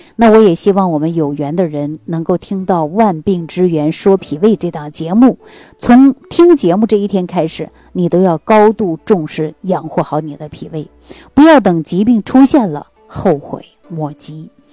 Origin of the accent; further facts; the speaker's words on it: Northeast China, China; 对我们东北人来讲